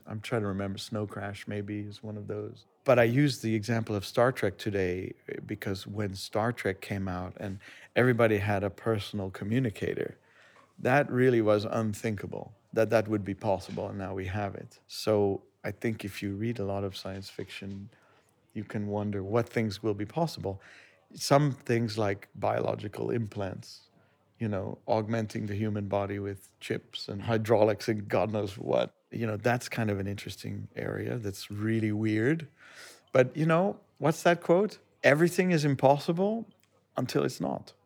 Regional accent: United States; moved away as an adult; I grew up in America

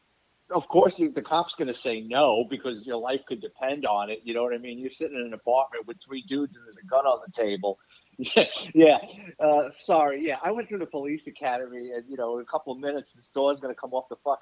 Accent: New York City, New York, United States; moved away as an adult; now in Florida, United States; I'm a Bronx kid. I grew up in New York City area. I lived there for 40-something years

